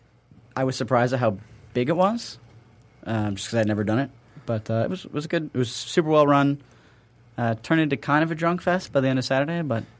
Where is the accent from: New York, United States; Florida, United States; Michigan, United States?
Michigan, United States; Ann Arbor; also born or lived in Chicago; So I grew up in Ann Arbor originally.